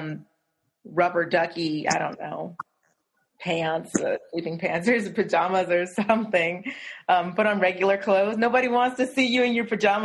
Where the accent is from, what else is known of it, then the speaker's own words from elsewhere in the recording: Del City, Oklahoma, United States; I'm from Oklahoma, and I'm actually from Del City, which is where I am right now, although I live near campus